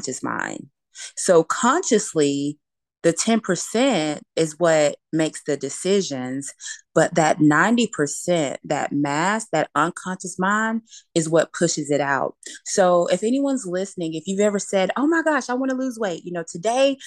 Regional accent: Alabama, United States; I'm a girl born and raised in Alabama. We're Southern

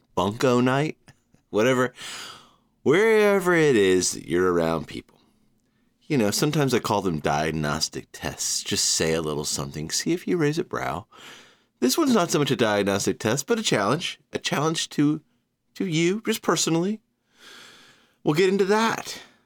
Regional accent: Savannah, Georgia, United States; moved away as an adult; also born or lived in Knoxville / Chattanooga; now in New York, United States; I'm an East Coaster, born and raised in Savannah, college in Knoxville, couple years in Chattanooga, year sixteen here in New York

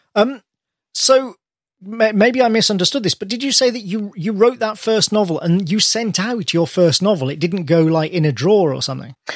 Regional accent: United Kingdom; British person here

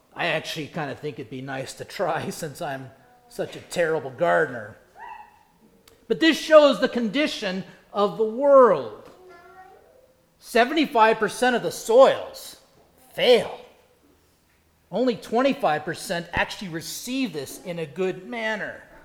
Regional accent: Indiana, United States; now in South Carolina, United States; Growing up in Indiana

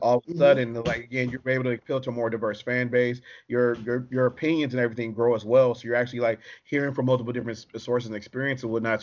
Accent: Detroit, Michigan, United States; I'm from Detroit

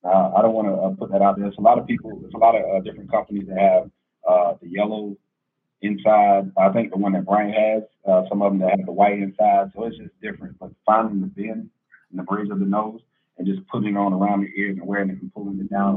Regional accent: Estill, South Carolina, United States; moved away; Hello, everyone. … I'm originally from the Lowcountry, a little small town called Estill, South Carolina. Kind of like by Buford and Savannah.

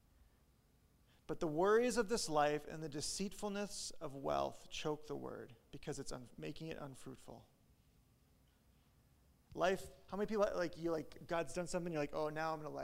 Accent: Midwest, United States; I'm from the Midwest, Christianity that we grew up

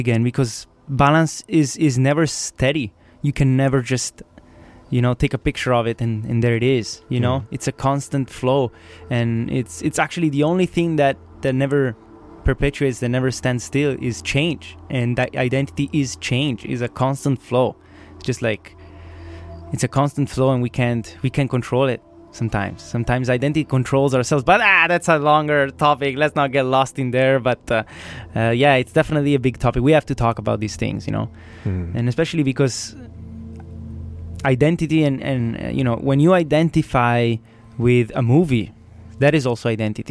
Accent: Italy; I'm from Italy

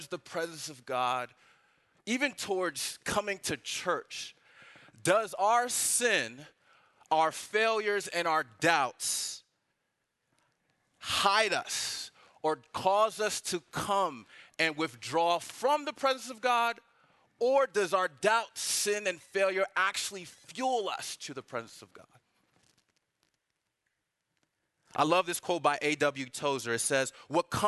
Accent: Washington, District of Columbia, United States; moved away as an adult; also born or lived in Nigeria (ancestry); now in Atlanta, United States; I'm not from Atlanta, I'm from DC

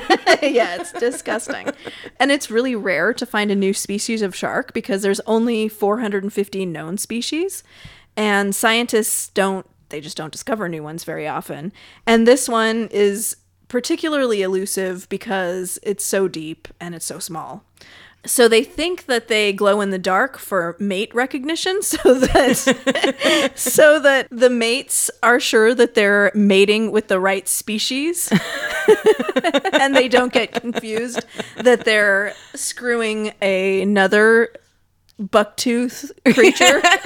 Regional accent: California, United States; I grew up in California.

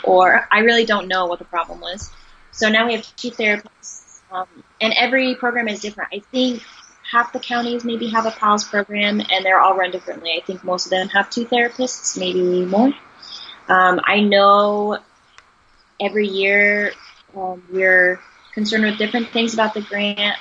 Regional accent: Texas, United States; moved away; I'm from Texas

